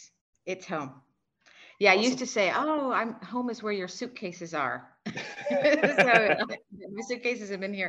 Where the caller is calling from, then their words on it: Singapore; I am in Singapore.